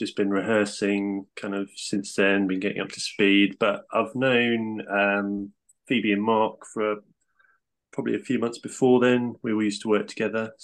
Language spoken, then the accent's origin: English; Lewes, South East England, United Kingdom; I grew up in Lewes, which is just outside of Brighton